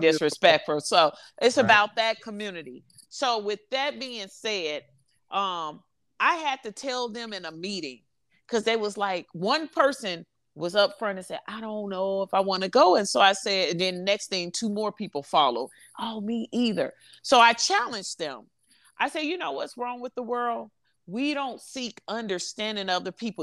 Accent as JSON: {"language": "English", "town": "Chicago", "region": "Illinois", "country": "United States", "said": "I'm from Chicago, so ain't nothing too hot but them bullets."}